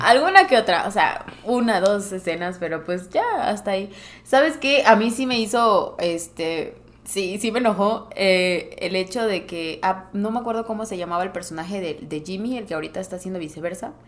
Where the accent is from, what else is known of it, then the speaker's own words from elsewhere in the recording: Morelos, Mexico; moved away as an adult; yo regresé a Morelos, de donde soy, soy foránea